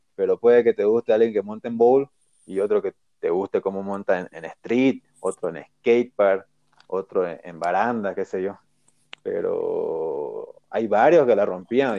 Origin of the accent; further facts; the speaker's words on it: Bolivia; Soy de Bolivia, soy golo